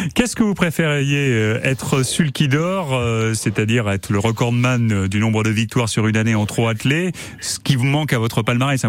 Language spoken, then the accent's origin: French; Sarthe, Pays de la Loire, France; chez nous dans la Sarthe